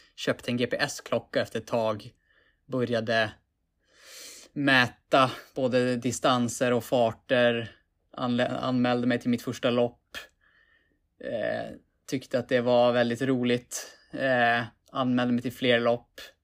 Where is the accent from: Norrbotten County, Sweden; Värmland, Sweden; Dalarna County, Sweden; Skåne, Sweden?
Norrbotten County, Sweden; Piteå; moved away as an adult; also born or lived in Umeå; now in Stockholm, Sweden; född och uppvuxen i Piteå. I Norrbotten.